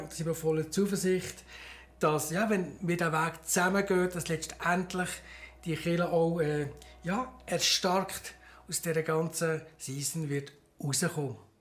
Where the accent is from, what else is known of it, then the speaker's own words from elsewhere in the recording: Bern, Switzerland; moved away as an adult; also born or lived in Graubünden; now in Chur, Switzerland; Ich bin in Bern aufgewachsen